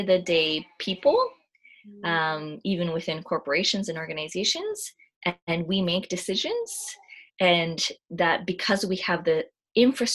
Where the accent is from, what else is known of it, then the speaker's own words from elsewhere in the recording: Canada; I identify as Japanese Canadian